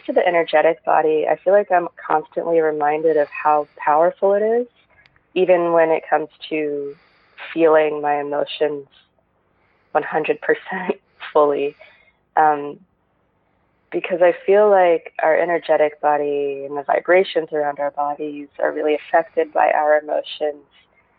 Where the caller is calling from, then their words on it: Los Angeles, California, United States; I'm from Los Angeles.